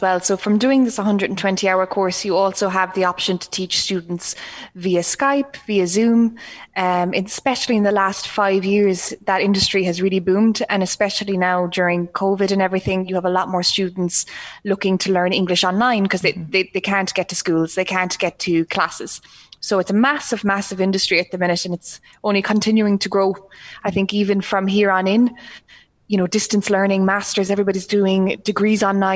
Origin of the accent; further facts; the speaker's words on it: Ireland; we grew up here in Ireland